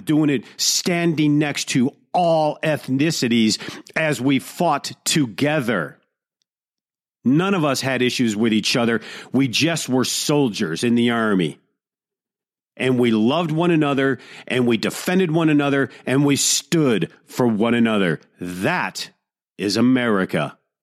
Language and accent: English; Detroit, Michigan, United States; growing up in Detroit